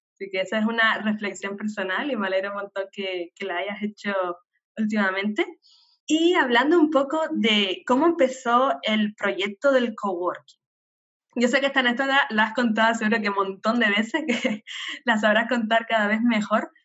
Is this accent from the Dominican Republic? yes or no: no; Canary Islands, Spain; nacida en Canarias